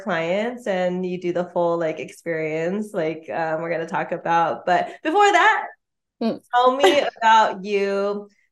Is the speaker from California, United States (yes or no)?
yes; West Torrance, California, United States; I'm from West Torrens